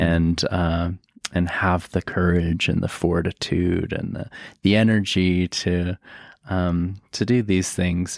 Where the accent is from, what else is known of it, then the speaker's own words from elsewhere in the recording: Aurora, Colorado, United States; I grew up in Aurora. Um, it's a part of Denver